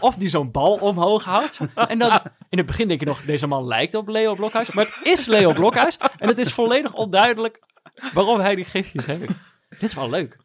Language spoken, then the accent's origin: Dutch; North Brabant, Netherlands; Jongens van mijn basisschool in Brabant